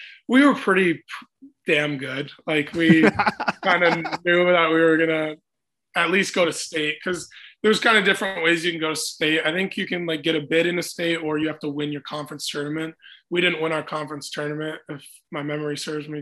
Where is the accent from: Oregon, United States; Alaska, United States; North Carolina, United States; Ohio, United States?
Alaska, United States; Anchorage; moved away; like being able to play high school hockey in my hometown and like with all my buddies that I grew up with.